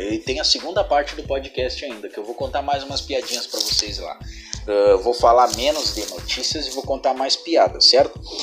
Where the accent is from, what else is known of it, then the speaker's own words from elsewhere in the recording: Rio Grande do Sul, Brazil; eu sou daqui do, do Rio Grande do Sul